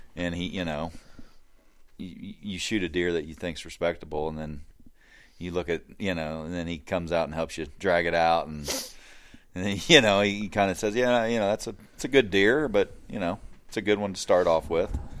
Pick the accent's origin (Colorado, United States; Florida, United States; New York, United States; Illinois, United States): Illinois, United States; Hancock County; I grew up here in Hancock County, uh, grew up on a farm